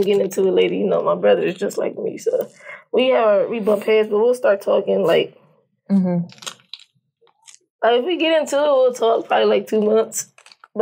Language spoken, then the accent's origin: English; Compton, California, United States; where I grew up in the Wilmington Arms, everybody, we all had the same amount of things.